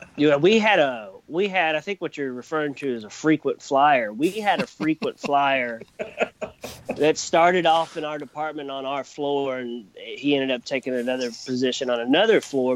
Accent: Kentucky, United States; born and raised in Kentucky, probably going to die here.

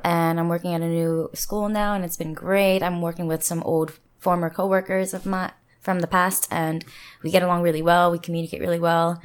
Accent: New Jersey, United States; moved away as an adult; also born or lived in Philadelphia / US West Coast; now in South Korea; hometown is in New Jersey

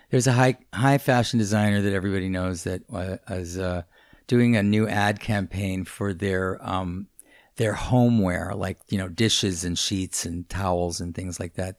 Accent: New York City, New York, United States; we, we lived in Hell's Kitchen

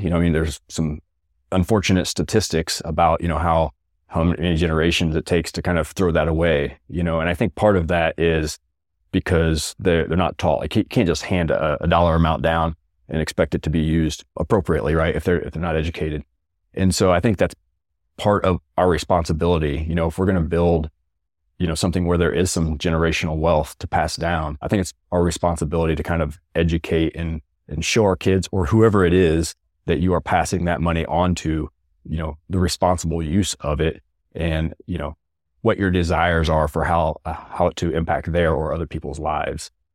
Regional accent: rural Missouri, United States; moved away as an adult; Many of them in rural Missouri, kind of near my hometown

